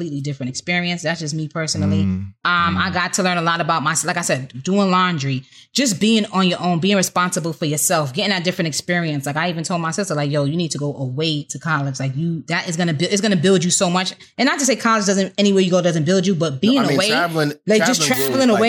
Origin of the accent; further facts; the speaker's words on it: New York, United States; also born or lived in North Carolina; I'm from New York